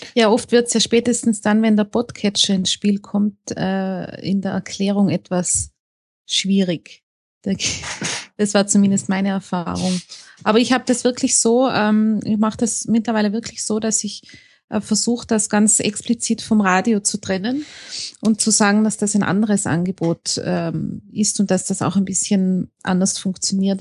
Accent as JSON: {"language": "German", "town": "Innsbruck", "region": "Tyrol", "country": "Austria", "said": "Ich komme aus Innsbruck in Österreich"}